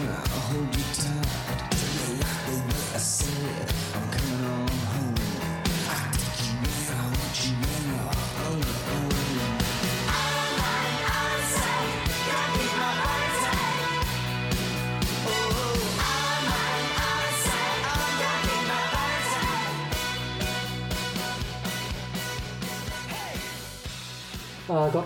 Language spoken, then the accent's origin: English; Australia; growing up in Australia